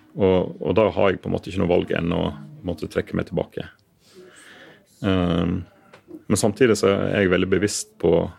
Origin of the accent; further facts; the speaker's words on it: Western Norway, Norway; moved away as an adult; now in Oslo, Norway; jeg er jo vestlending, og har denne jobben her i Oslo fram til etter valget.